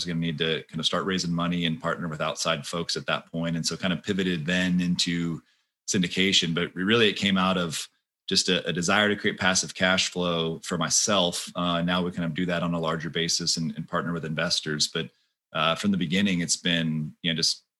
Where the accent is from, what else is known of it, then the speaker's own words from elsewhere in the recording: Austin, Texas, United States; I was born and raised in Austin.